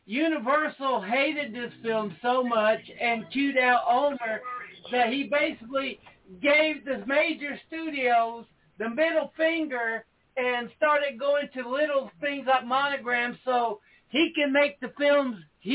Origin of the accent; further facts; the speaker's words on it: Tennessee, United States; I'm from Tennessee, and we have the Knoxville Horror Fest going on all month